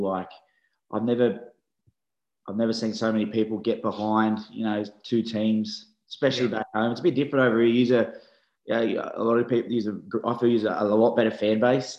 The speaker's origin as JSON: {"language": "English", "town": "Sydney", "region": "New South Wales", "country": "Australia", "tie": "born or raised there", "accent": "Aussie", "moved": "as an adult", "lives_now": "England", "said": "I grew up in Belmore, which is smack bang in the middle of the Bulldogs"}